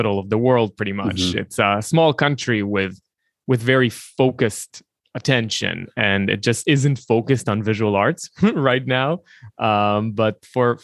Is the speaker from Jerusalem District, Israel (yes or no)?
yes; Jerusalem, Jerusalem District, Israel; moved away as an adult; also born or lived in Tel Aviv, Israel; now in New York City, United States; I was born in Jerusalem, Israel. I've lived there till I was about 25, moved to New York, and have been in New York ever since.